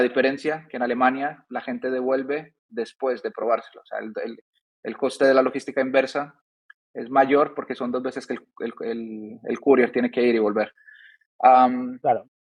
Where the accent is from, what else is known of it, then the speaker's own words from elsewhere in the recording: Seville, Andalusia, Spain; moved away as an adult; also born or lived in Medellín, Colombia / Germany / Madrid / France; now in Dubai, United Arab Emirates; Yo nací en Colombia, en Medellín. Mi madre de, de, Colombia. De pequeño me fui a España, a Sevilla, al sur.